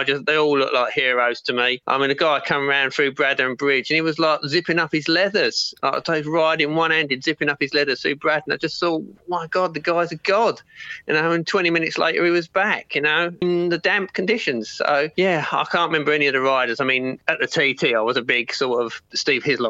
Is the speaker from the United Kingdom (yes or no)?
yes; Kent, South East England, United Kingdom; I'm from Kent, living in Herne Bay in Kent.